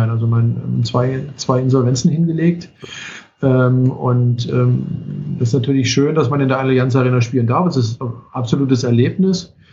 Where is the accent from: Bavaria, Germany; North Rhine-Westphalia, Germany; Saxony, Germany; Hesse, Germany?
Saxony, Germany; Chemnitz; now in Koblenz, Germany; ich komme ja nicht aus Koblenz, ähm, also ich, der eine oder andere weiß es, ich komme aus Karl-Marx-Stadt, ähm, ich bin ganz froh, dass man es nicht mehr hört.